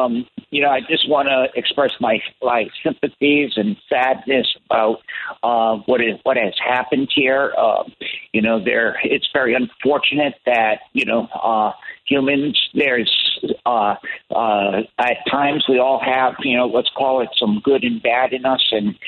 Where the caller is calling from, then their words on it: St. Petersburg, Florida, United States; I'm calling in from St. Petersburg, Florida, and I'm looking out on Tampa Bay